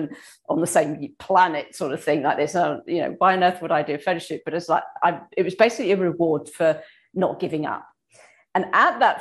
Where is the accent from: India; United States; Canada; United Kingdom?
United Kingdom; England; now in Australia; I'm from England, I'm in Australia now